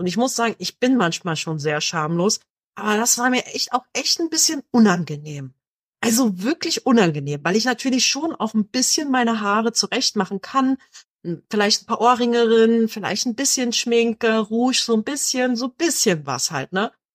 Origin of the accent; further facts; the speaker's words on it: Berlin, Germany; ich komme ja aus Berlin